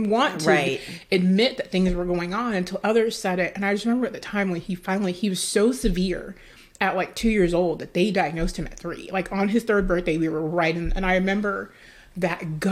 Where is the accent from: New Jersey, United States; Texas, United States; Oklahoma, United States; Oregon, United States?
Texas, United States; Dallas; the culture I grew up in Dallas, Texas